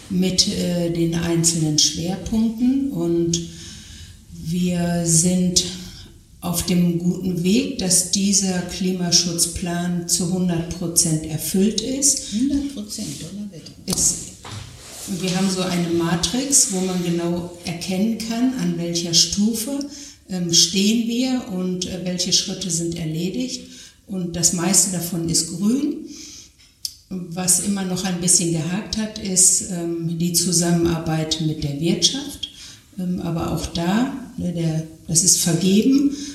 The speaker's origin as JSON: {"language": "German", "region": "North Rhine-Westphalia", "country": "Germany", "said": "ich sage Sauerland, ich komme aus dem Sauerland, ich komme aus einem ähm, gebirgigen Gebiet"}